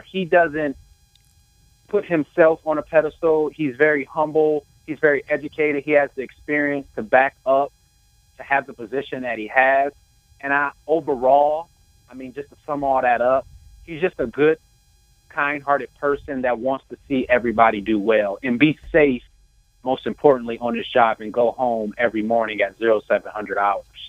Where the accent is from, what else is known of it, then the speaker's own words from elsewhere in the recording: Toledo, Ohio, United States; I was born and raised in Toledo, Ohio.